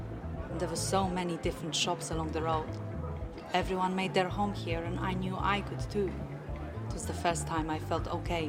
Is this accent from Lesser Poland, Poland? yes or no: yes; Liszki, Lesser Poland, Poland; English is a second language; moved away as an adult; I grew up near Kraków, a village called Liszki, by a beautiful landscape park, enormous.